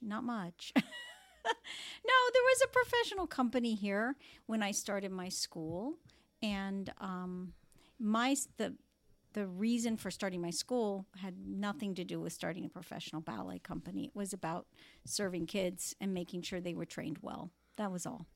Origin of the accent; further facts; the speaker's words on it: Palm Beach, Florida, United States; moved away as an adult; also born or lived in Kansas City / Cleveland; this is my hometown